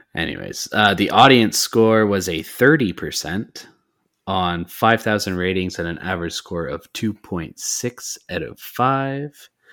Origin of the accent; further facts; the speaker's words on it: Canada; I'm Canadian.